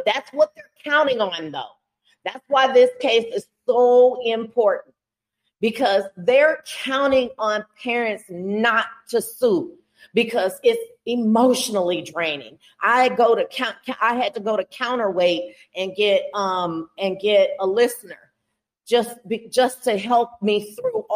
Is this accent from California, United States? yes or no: no; Houston, Texas, United States; moved away; I'm originally from Houston